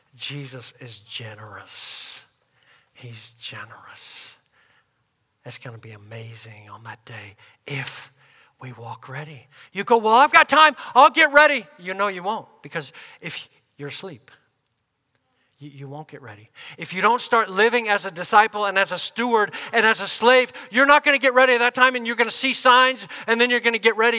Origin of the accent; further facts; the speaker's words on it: United States; us as Americans, believers